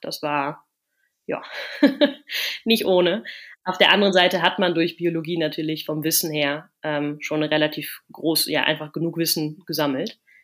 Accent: near Cologne, North Rhine-Westphalia, Germany; moved away as an adult; now in Netherlands; ich komme aus der Nähe von Köln

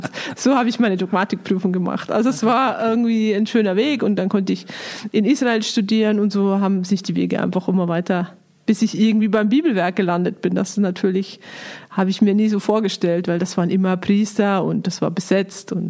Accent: Bavaria, Germany; Ich komme aus Niederbayern und äh, so richtig barock-katholisch niederbayerisch bin ich aufgewachsen, habe aber einen Münsteraner Vater, von daher habe ich noch ein bisschen was Norddeutsches bekommen und äh, ich war da einfach in der, in einem Dorf bin ich aufgewachsen

